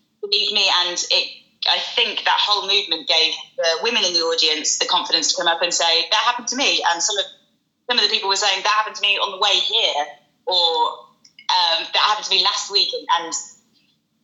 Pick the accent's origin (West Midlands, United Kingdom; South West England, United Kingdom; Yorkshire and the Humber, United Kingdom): West Midlands, United Kingdom; moved away as an adult; now in London, United Kingdom; growing up in the West Midlands